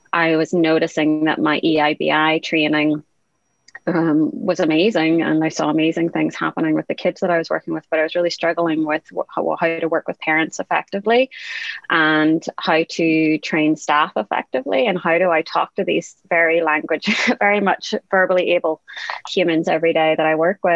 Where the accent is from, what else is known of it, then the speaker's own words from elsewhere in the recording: Northern Ireland, United Kingdom; I'm from Northern Ireland.